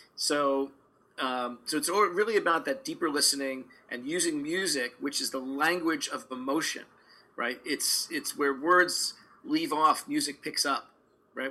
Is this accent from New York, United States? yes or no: yes; New York City, New York, United States; now in Los Angeles, United States; grew up in a Orthodox Jewish uh, neighborhood and community in Brooklyn, New York